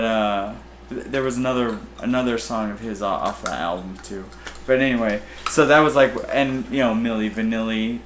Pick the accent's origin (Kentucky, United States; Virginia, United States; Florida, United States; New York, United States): Kentucky, United States; Louisville; I was born in Louisville, Kentucky